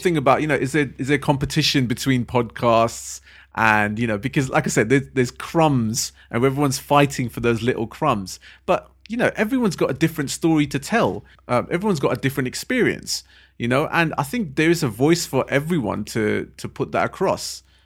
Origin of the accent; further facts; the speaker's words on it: London, United Kingdom; we're also from London.